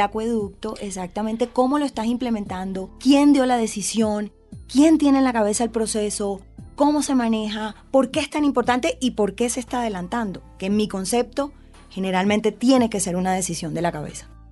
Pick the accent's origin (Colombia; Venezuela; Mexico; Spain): Colombia; Colombian Caribbean coast, Caribbean Region; como decimos las costeñas